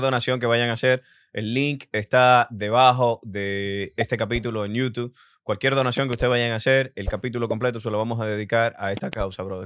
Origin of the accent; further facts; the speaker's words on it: Dominican Republic; yo como dominicano también te veo como una inspiración